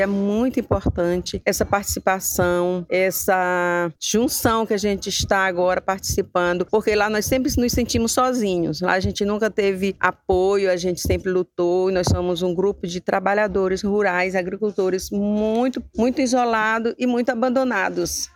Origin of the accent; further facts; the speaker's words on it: Maranhão, Brazil; sou quebradeira de coco babaçu, sou aqui do Maranhão